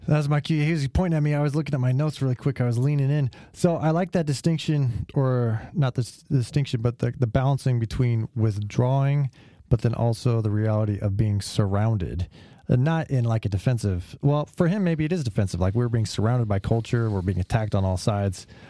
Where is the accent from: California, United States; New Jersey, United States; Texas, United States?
California, United States; I'm from California